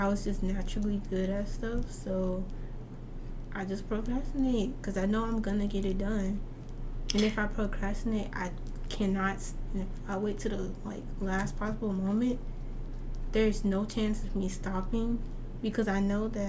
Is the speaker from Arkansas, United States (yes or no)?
yes; North Little Rock, Arkansas, United States; I'm still from North Little Rock